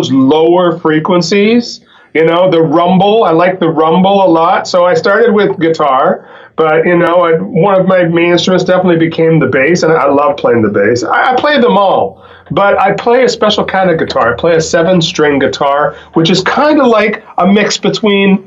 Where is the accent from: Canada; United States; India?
Canada; Fort St. John, British Columbia; now in Vancouver, Canada; I grew up in northern British Columbia